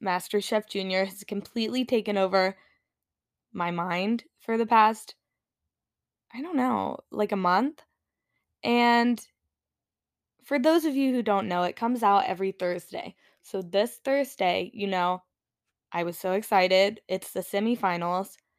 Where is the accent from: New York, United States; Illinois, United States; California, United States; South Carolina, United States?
South Carolina, United States; I grew up in South Carolina, which is in the Bible Belt